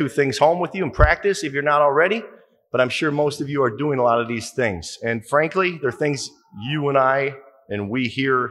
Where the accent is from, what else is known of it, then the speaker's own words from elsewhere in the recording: Waukegan, Illinois, United States; I grew up in Waukegan, eighth of nine kids